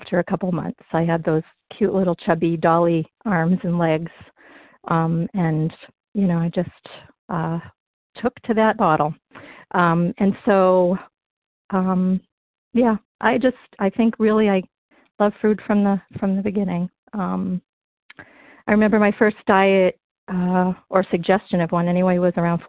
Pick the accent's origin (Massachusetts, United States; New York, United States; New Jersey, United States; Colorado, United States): Massachusetts, United States; North Shore of; now in Berkshires, United States; I grew up in the North Shore of Massachusetts